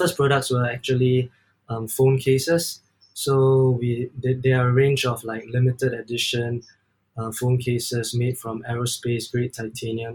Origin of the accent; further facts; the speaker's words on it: Singapore; I'm from Singapore.